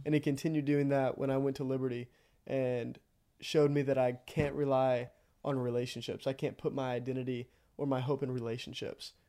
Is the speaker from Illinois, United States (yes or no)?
no; Iola, Texas, United States; I'm from Iowa, Texas, about thirty minutes outside of College Station